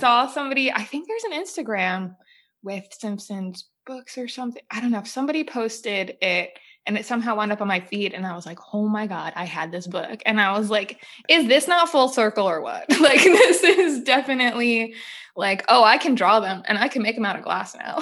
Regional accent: New Jersey, United States; I grew up in New Jersey

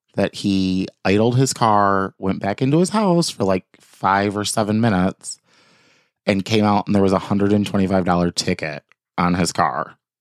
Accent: Michigan, United States; we are from Michigan

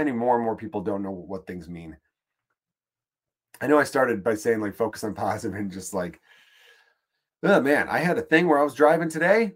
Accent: Chicago, Illinois, United States; I'm from Chicago. I'm in New York for just a minute

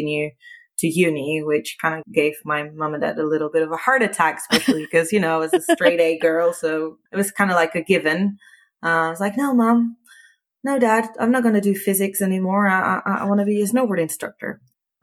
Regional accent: a small village near Barcelona, Catalonia, Spain; moved away as an adult; now in Sweden; I'm originally from Spain, from a small village close to Barcelona, about like 35 kilometers from the city

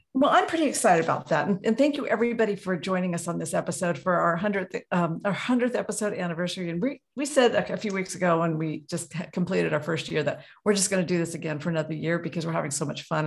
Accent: Juneau, Alaska, United States; now in Anchorage, United States; I was raised in Juneau

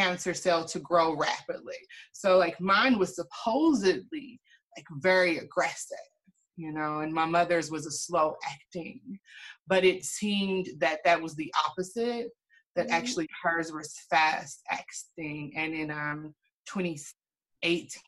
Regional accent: Louisville, Kentucky, United States; I am from Louisville, Kentucky

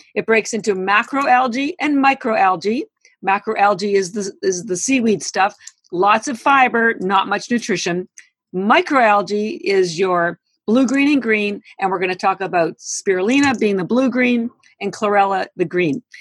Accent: Canada; now in United States; I am Canadian

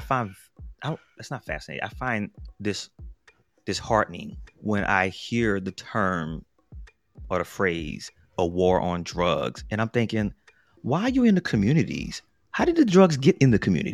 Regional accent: New Orleans, Louisiana, United States; growing up in New Orleans

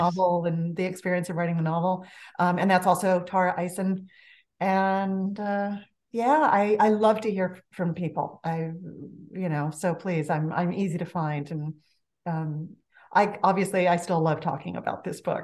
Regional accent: Los Angeles, California, United States; accent: valley girl; I grew up in the San Fernando Valley of Los Angeles, born and bred

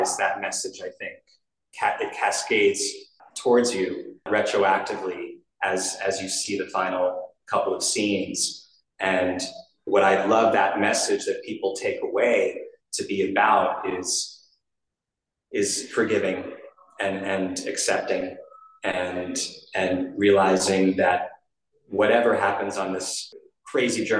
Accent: New York, United States; I was a kid actor growing up in New York

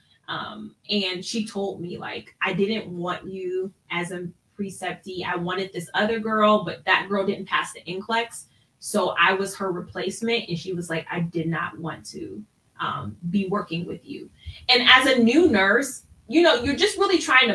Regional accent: Ohio, United States; moved away as an adult; also born or lived in Washington, D.C.; I graduated from nursing school and I'm from Ohio

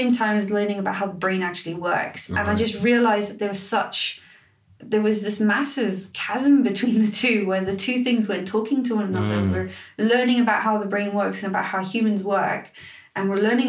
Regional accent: Cape Town, Western Cape, South Africa; moved away as an adult; now in United Kingdom; So I'm South African. I'm from Cape Town in South Africa

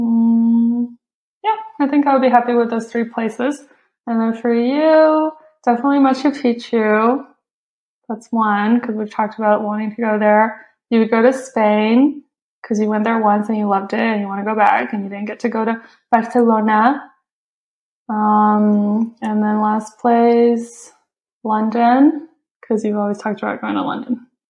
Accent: China; moved away; I grew up watching it in China

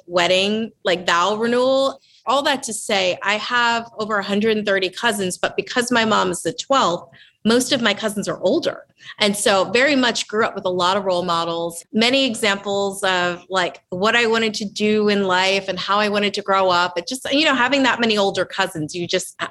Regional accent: Southern New Jersey, United States; also born or lived in Lancaster, Pennsylvania; I was raised in Southern New Jersey

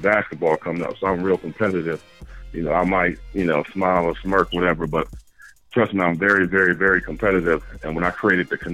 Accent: Buffalo, New York, United States; now in Charlotte, United States; I'm basically based out of Charlotte, North Carolina right now, but I'm from Buffalo, New York

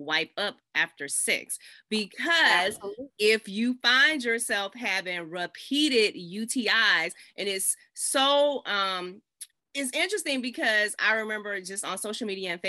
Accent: the South, United States; I'm from the South. I'm showing my Southern roots

